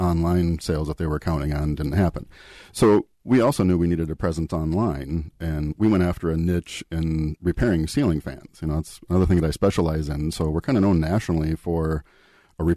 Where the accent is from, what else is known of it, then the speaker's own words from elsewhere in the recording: Eden Prairie, Minnesota, United States; I grew up in the Minneapolis area. Eden Prairie was my hometown.